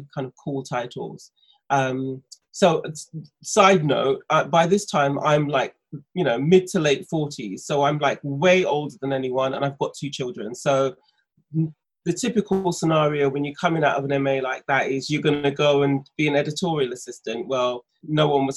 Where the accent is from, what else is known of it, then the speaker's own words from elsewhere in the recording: London, United Kingdom; moved away as an adult; also born or lived in San Diego, United States / Santa Cruz, United States; I grew up in London